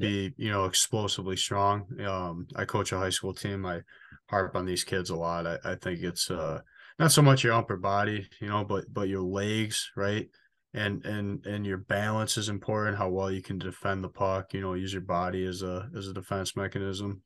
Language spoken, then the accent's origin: English; Richmond, Michigan, United States; the last twenty-four years of my life, um, went to Richmond Elementary, middle, and high school